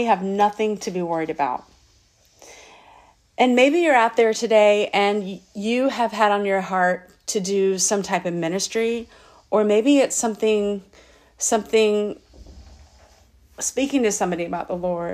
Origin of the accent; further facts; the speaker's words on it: Lakeland, United States; my hometown Lakeland